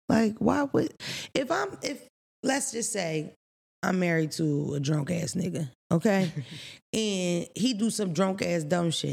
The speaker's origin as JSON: {"language": "English", "town": "Philadelphia", "region": "Pennsylvania", "country": "United States", "tie": "born or raised there", "said": "I grew up in Philadelphia."}